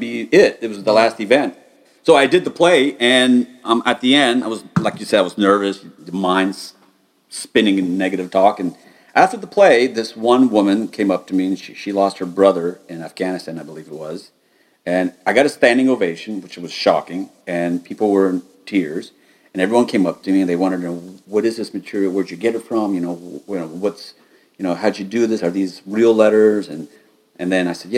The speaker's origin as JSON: {"language": "English", "country": "United States", "said": "being an American"}